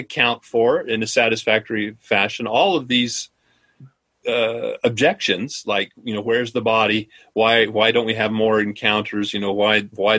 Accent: Idaho, United States; my home state of Idaho

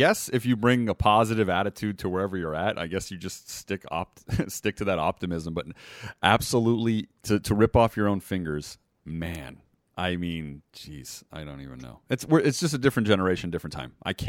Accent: Montenegro; And I am from Montenegro, so this is actually a heritage of mine, this lady.

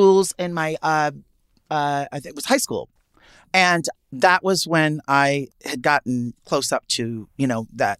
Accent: New York City, New York, United States; growing up in Manhattan

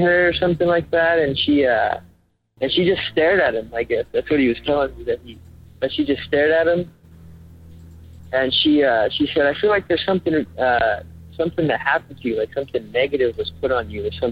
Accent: Carson City, Nevada, United States; now in Reno, United States; I'm originally from Carson City, Nevada, but I moved up to Reno not that long ago.

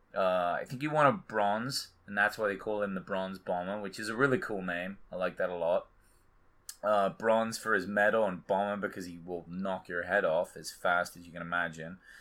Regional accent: England, United Kingdom; I'm English

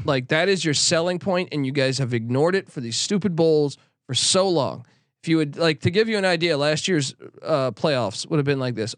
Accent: East Coast, United States; now in West Coast, United States; growing up on the East Coast

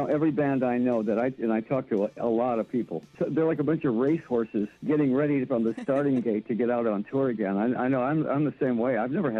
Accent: Detroit, Michigan, United States; Let's go to Detroit. And it happens to be my hometown.

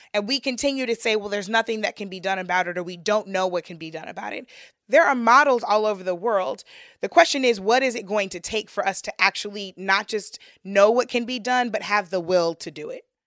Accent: St. Louis, Missouri, United States; my hometown in St. Louis

